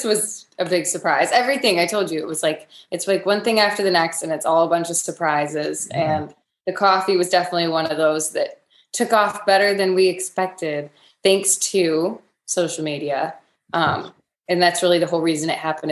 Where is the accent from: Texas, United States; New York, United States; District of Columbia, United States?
New York, United States; Rochester; So we had the Rochester Lilac Festival, which is pretty big in Rochester, New York. And it's really cool because it's something that growing up here, everybody goes